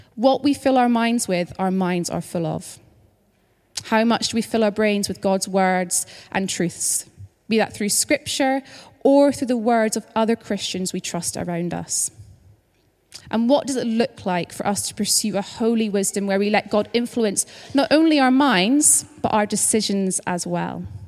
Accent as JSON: {"language": "English", "region": "Scotland", "country": "United Kingdom", "moved": "as an adult", "lives_now": "London, United Kingdom", "said": "if you're kind of trying to figure out my accent, just to say that I'm originally from Scotland, but I've lived in London for a couple of years now"}